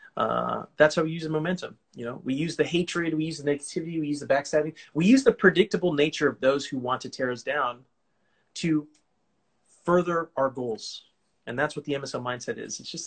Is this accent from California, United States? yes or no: yes; California, United States; I'm from California